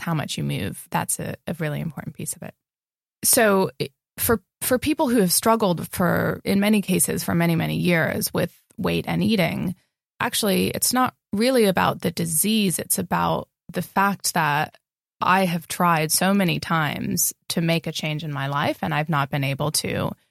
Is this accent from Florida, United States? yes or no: no; California, United States; moved away as an adult; also born or lived in Spain / San Francisco; I was born in California